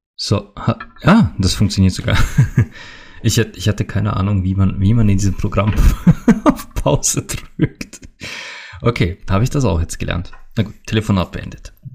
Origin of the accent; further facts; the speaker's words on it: Austria; also born or lived in Bad Hall, Upper Austria; hier bei uns in Österreich